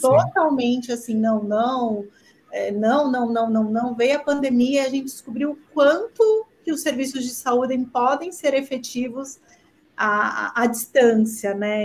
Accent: São Paulo, Brazil; eu sou paulistana de coração jordanense

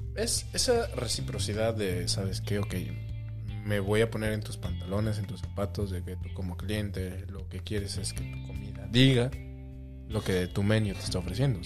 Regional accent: Mexico City, Mexico; moved away; me conocen como chilango aquí, la mayoría

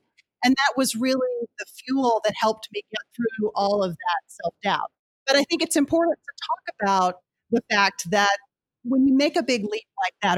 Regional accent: Rising Star, Texas, United States; moved away as an adult; now in Washington, D.C., United States; I grew up in Texas, to kind of take us back to the beginning, and in a very small town called Rising Star, population 800

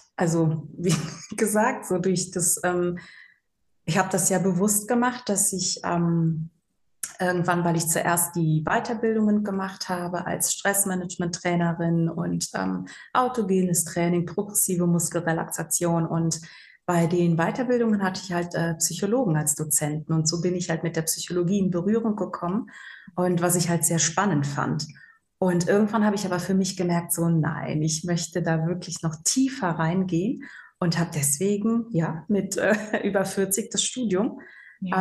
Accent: Rhein-Sieg-Kreis, North Rhine-Westphalia, Germany; also born or lived in Bangui, Central African Republic / Cologne; bin wirklich im Rhein-Sieg-Kreis groß geworden. Deswegen sage ich immer ganz ehrlich, ich habe nur den Tan, aber eigentlich bin ich so richtig Rheinländerin

